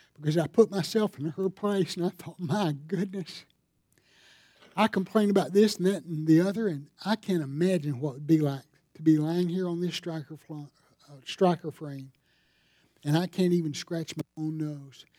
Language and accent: English; Greer, South Carolina, United States; I'm from Greer